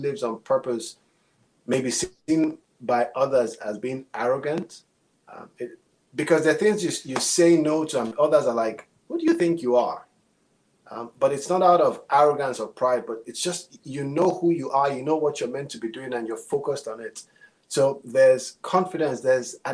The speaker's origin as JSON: {"language": "English", "country": "Nigeria", "moved": "as an adult", "lives_now": "United States", "said": "I am Nigerian. I've been here 20 years"}